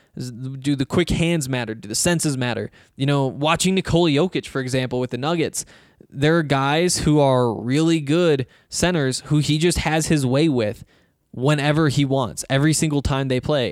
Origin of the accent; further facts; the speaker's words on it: Montana, United States; now in Colorado, United States; I'm from Montana, where there's no sales tax